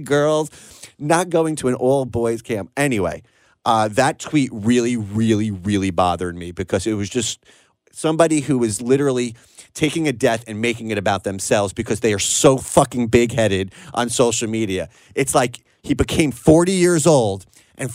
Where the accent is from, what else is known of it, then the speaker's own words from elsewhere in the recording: Long Island, South Shore, New York, United States; I was on the South Shore of Long Island